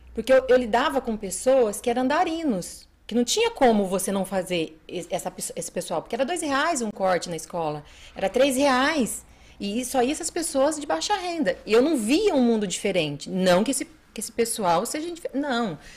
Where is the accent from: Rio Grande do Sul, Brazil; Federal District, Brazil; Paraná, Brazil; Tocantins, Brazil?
Paraná, Brazil; Bandeirantes; moved away as an adult; also born or lived in Andirá, Paraná / Suzano, São Paulo; now in Mogi das Cruzes, Brazil; eu sou paranaense, né? Nasci em Bandeirantes, Paraná. Vivi lá até